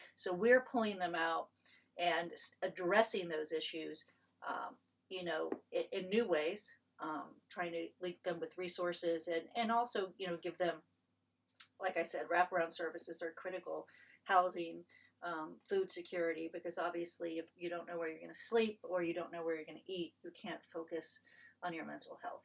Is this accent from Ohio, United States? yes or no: yes; Marion, Ohio, United States; moved away as an adult; also born or lived in Columbus, Ohio; I came to Ohio State as an undergraduate from my hometown in Marion.